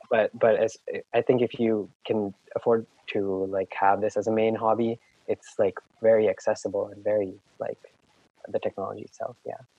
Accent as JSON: {"language": "English", "town": "Mumbai", "region": "Maharashtra", "country": "India", "tie": "born or raised there", "also_born_or_lived": "Claremont, California", "moved": "as an adult", "lives_now": "United States", "said": "I actually spent all of my, like, most of my formative years growing up in Mumbai, India. Uh, so, like, elementary school, middle school, and high school, uh, I was living in India"}